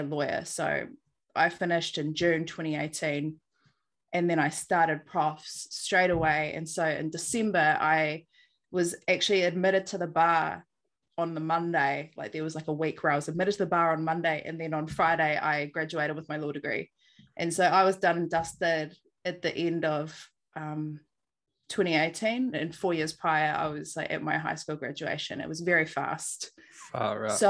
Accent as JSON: {"language": "English", "town": "Christchurch", "region": "Canterbury", "country": "New Zealand", "tie": "born or raised there", "also_born_or_lived": "Auckland", "moved": "as an adult", "lives_now": "Hawke's Bay, New Zealand", "said": "I grew up in Christchurch and lived in the same house with my mum and dad the whole time that I was there."}